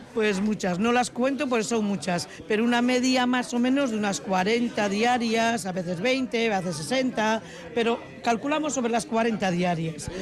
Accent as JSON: {"language": "Spanish", "region": "Galicia", "country": "Spain", "also_born_or_lived": "Zaramaga, Vitoria-Gasteiz", "moved": "yes", "lives_now": "Vitoria-Gasteiz, Spain", "said": "como buena gallega"}